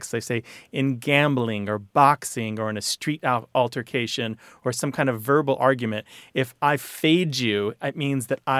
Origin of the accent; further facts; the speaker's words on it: Missouri, United States; where I grew up in Missouri saying psych